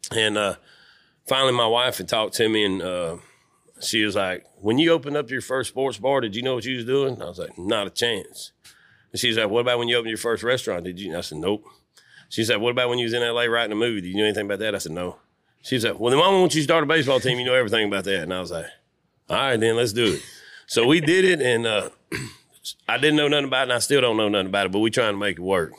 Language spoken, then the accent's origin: English; Louisiana, United States; I'm from Lu, Louisiana, the real L